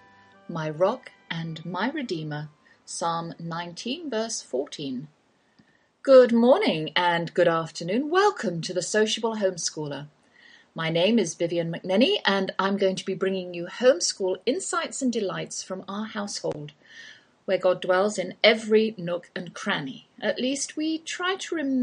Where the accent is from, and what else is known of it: England, United Kingdom; accent: English; now in Texas, United States